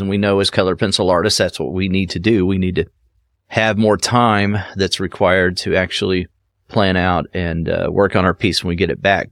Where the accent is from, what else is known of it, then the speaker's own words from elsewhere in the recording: Cincinnati, Ohio, United States; there is a cincinnati nature center right here in my back i mean it's five minutes for me to go uh, to that location where, you know, in my hometown here